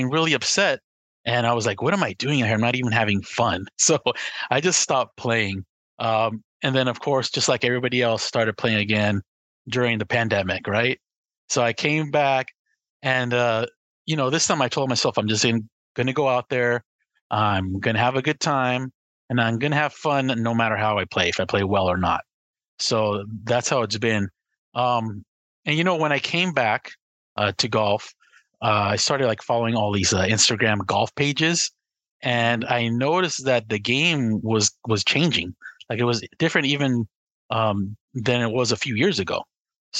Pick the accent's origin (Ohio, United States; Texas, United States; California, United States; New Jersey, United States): California, United States; Los Angeles; I'm from Southern California